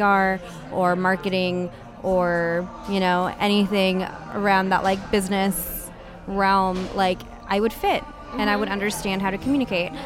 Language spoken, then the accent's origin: English; United States; I was born here in the States, and my parents came from the Philippines